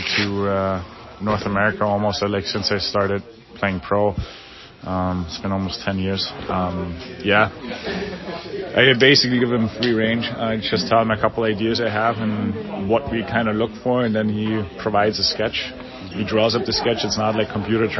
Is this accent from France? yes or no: no; Bavaria, Germany; now in Seattle, United States; my Bavarian flag, German flag, to not forget like where I grew up and where my hometown is